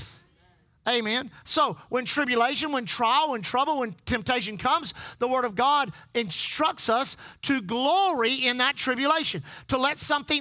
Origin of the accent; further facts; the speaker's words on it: Texas, United States; we are from Texas